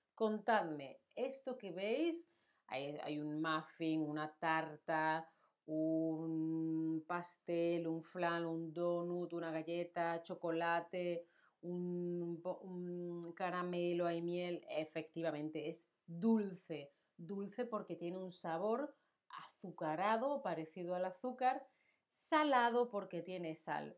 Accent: Spain

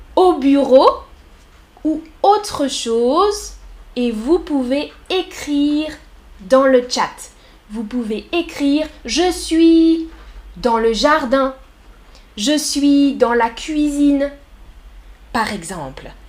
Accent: France; Je suis française. Je suis professeure

